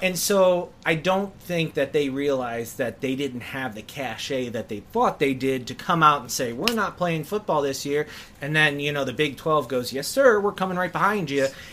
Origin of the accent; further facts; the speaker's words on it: Detroit, Michigan, United States; also born or lived in Ohio; I grew up in uh, a suburb of Detroit, Michigan, um, but to two parents who came from Ohio. I was born in Ohio.